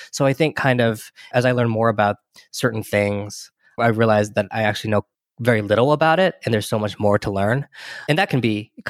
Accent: California, United States; born there; And then we moved when I was born in Central California, right? So there's not a big Chinese community in Central California.

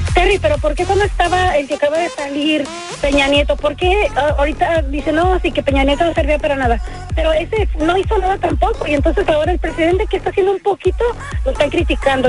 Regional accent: Mexico; yo soy mexicana

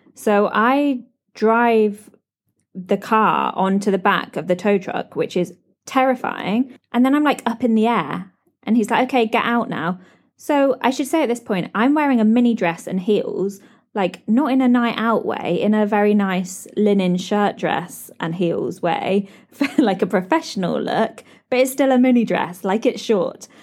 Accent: United Kingdom; moved away as an adult; now in Dubai, United Arab Emirates

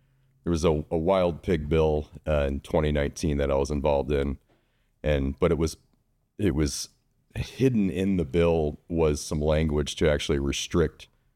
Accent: Michigan, United States; now in California, United States; I'm from Michigan.

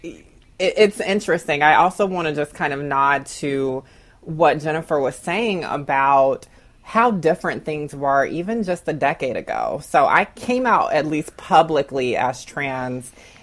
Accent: Augusta, Georgia, United States; growing up in Augusta, Georgia

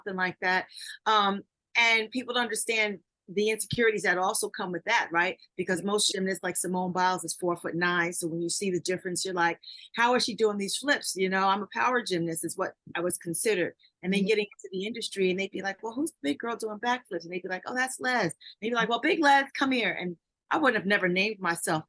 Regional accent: New York City, New York, United States; I'm a girl from Queens, New York, who used to climb fences and trees with all the guys in my neighborhood

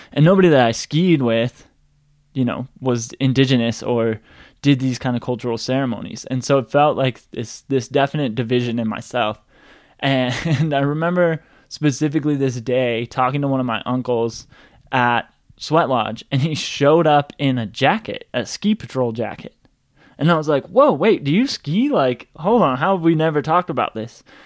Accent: Boulder, Colorado, United States; I grew up in Boulder, Colorado

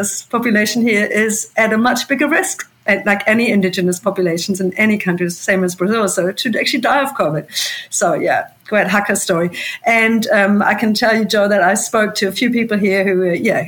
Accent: Germany; now in New Zealand; That's my home country

